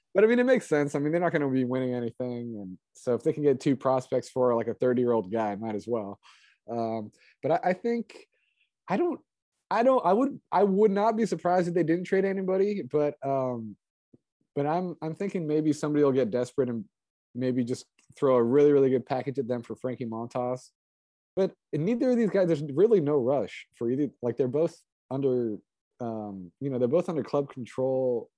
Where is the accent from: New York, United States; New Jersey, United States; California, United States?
California, United States; East Bay; I grew up in the East Bay uh, as a kid